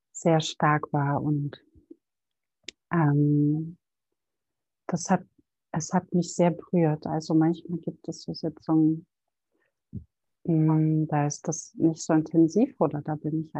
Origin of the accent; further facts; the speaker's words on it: Berlin, Germany; born there; Ich bin in Berlin geboren und Mutter von einem fast 15-jährigen Sohn und betreibe seit sechs Jahren mein eigenes Ayurveda-Business in Berlin